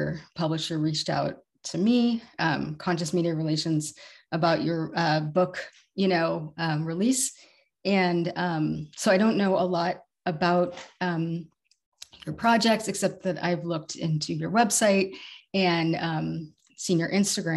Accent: Woodacre, California, United States; I grew up in Woodacre, where Spirit Rock is.

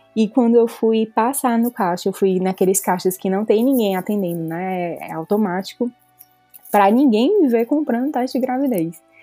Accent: Fortaleza, Ceará, Brazil; moved away as an adult; now in Calgary, Canada; eu sou originalmente de Fortaleza

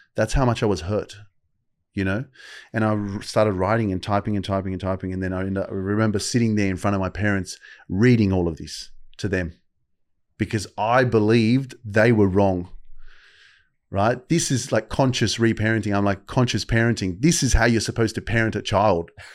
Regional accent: Sydney, New South Wales, Australia; I'd been living in Sydney all my life

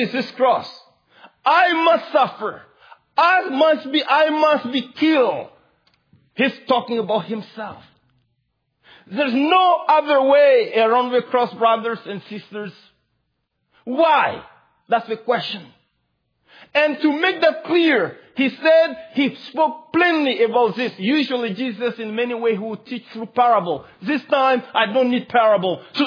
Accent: Mali; English is a second language; moved away

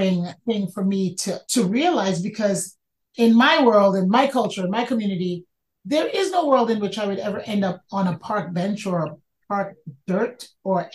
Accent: New York City, New York, United States; I grew up in the Bronx

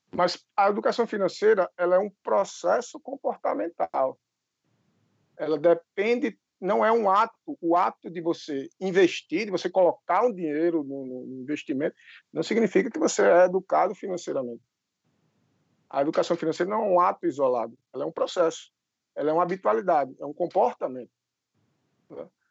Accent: Brazil

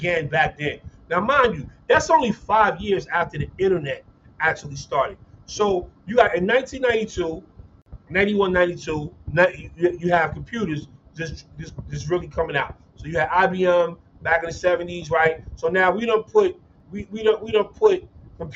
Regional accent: New York City, New York, United States; now in Cincinnati, United States; I graduated from Stevenson, but I'm from Brooklyn

